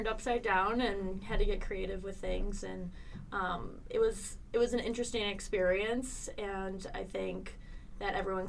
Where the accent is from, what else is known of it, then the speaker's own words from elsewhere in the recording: Roscoe, Illinois, United States; moved away as an adult; now in Beloit, United States; I'm from Roscoe, okay. Yeah. Cool. And I jumped the border. It'll be 2 years in September